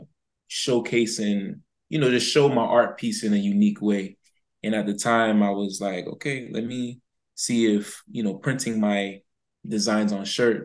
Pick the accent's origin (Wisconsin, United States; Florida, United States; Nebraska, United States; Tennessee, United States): Florida, United States; West Palm Beach; I'm from West Palm Beach, Florida